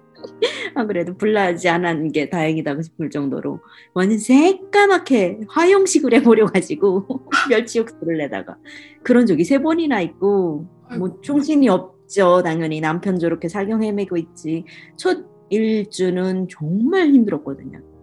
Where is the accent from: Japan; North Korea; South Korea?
North Korea; born or raised there; now in Oregon, United States